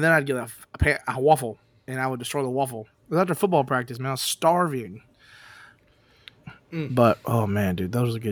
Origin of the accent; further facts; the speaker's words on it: Humble, Texas, United States; I'm from Humble